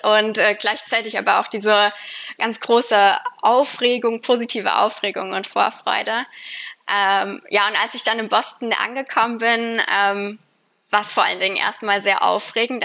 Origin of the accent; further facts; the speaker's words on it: Fulda, Hesse, Germany; moved away as an adult; also born or lived in Baden-Württemberg / Düsseldorf; now in United States; ursprünglich komme ich aus Fulda in Hessen